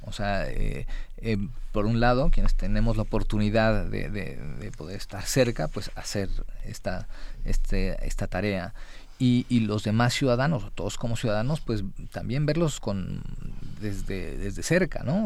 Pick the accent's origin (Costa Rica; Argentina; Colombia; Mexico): Mexico; como Estado mexicano